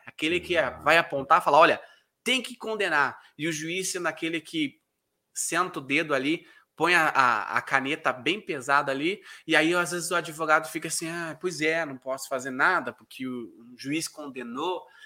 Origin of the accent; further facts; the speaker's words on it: South Region, Brazil; accent: southern; also born or lived in Curitiba, Brazil; eu moro na cidade de Curitiba. Me, a, talvez até o meu sotaque me denuncie, né? Por ser aqui do sul